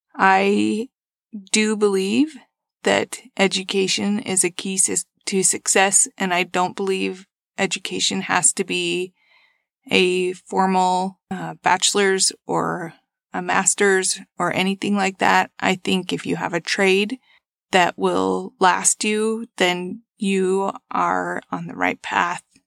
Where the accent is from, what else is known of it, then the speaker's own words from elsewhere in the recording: Ferron, Utah, United States; also born or lived in Bluffdale, Utah; I currently live in Bluffdale, Utah. I grew up in Farron, Utah